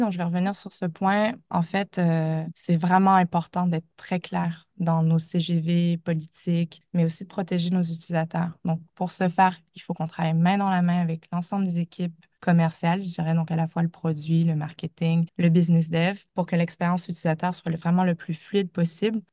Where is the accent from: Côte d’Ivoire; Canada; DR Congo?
Canada; accent: Canadian (implied); moved away as an adult; also born or lived in United States; now in France; vous l'entendez de mon accent, mais j'ai débuté ma carrière au Canada